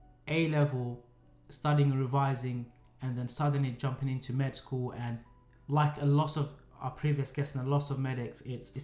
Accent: London, United Kingdom; we're both born and brought up in London.

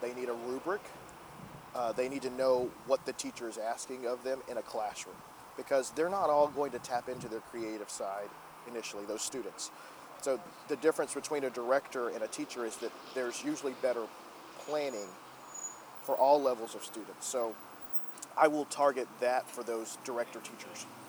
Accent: Gatesville, Texas, United States; I grew up in Gatesville, Texas

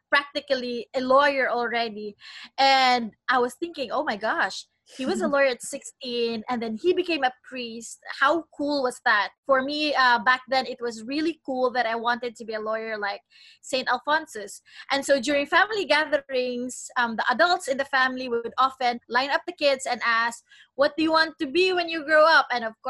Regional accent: Cebu, Central Visayas, Philippines; I was born and I grew up in a small but beautiful island in the Philippines called Cebu.

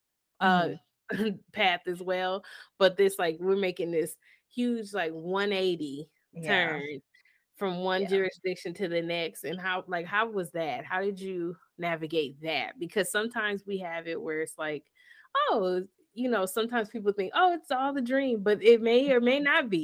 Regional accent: Michigan, United States; I'm from Michigan.

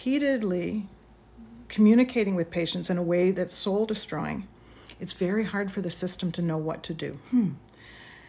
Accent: Toronto, Ontario, Canada; I grew up in Toronto in the 60s

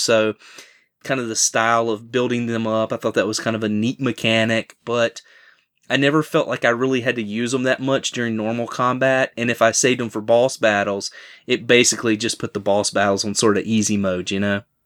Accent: Southern, Southern United States, United States; accent: heavy Southern; My heavy Southern accent

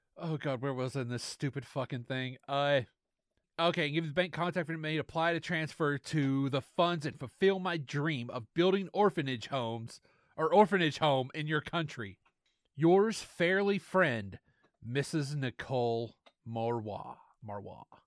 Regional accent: the South, United States; accent: Southern; my shitty Southern accent

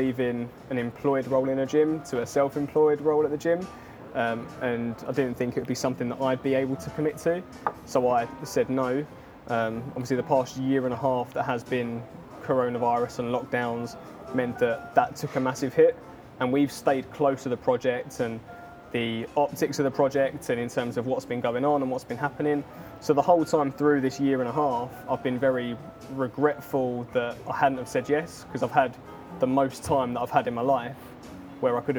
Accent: Enfield, London, United Kingdom; also born or lived in Goffs Oak, Hertfordshire / Cuffley / Cheshunt; I grew up originally, was born in Enfield Chase Hospital. We like grew up around like Freezewater Enfield Way

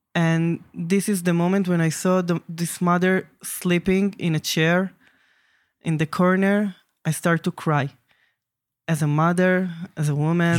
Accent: Jerusalem, Jerusalem District, Israel; I'm from Jerusalem

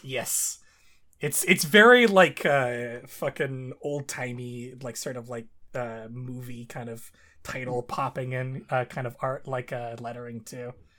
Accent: Canada; my home country.

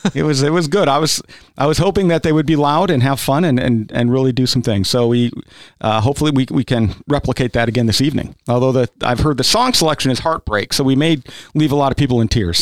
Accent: South Dakota, United States; now in Kentucky, United States; I grew up in South Dakota, which is actually more rural, than, than is Kentucky.

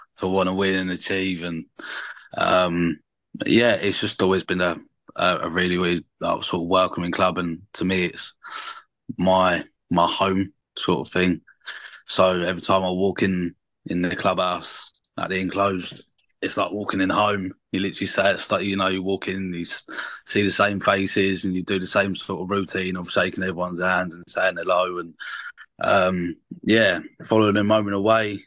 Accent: Brighton, South East England, United Kingdom; also born or lived in West London; I actually moved to the estate from London when I was 2, so I wasn't originally born here. I was born in West London

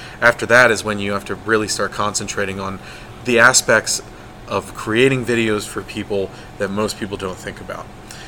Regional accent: Chambersburg, Pennsylvania, United States; Chambersburg, Pennsylvania.

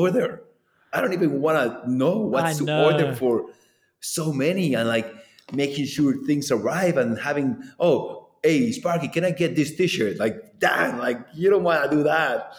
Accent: Manizales, Caldas, Colombia; Manizales, my hometown.

